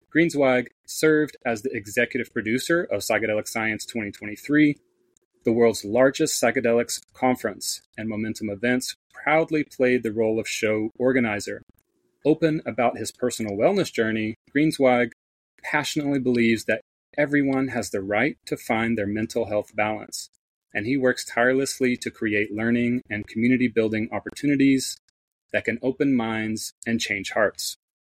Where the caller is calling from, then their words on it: Northeast Tennessee, United States; also born or lived in Southern California; I'm calling in from Northeast Tennessee.